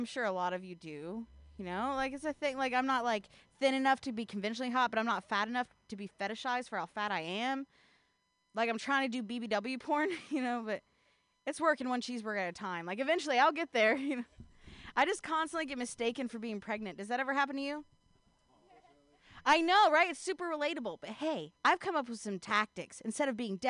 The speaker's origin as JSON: {"language": "English", "region": "Ohio", "country": "United States", "moved": "yes", "lives_now": "California, United States", "said": "I'm not from California. I'm actually from the Midwest. I'm actually from Ohio"}